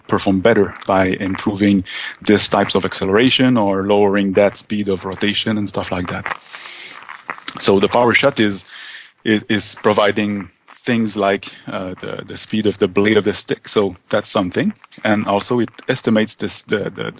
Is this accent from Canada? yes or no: yes; Quebec, Canada; We're from Quebec in Canada